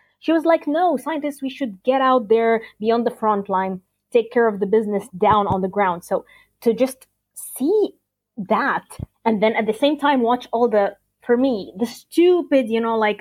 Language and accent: English; Alexandria, Alexandria Governorate, Egypt; I'm from a coastal city. I'm from Alexandria.